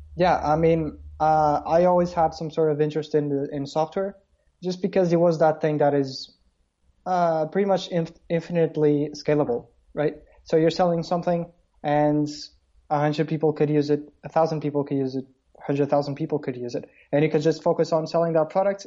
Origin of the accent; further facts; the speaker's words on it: Porto, Norte, Portugal; i'm basically from porto portugal